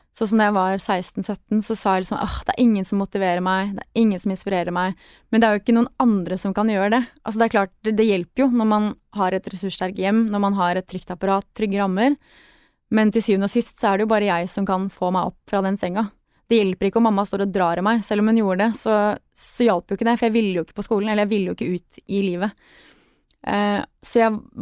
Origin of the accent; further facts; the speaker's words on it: Sørlandet, Southern Norway, Norway; Jeg vokste opp på Sørlandet og sang i kor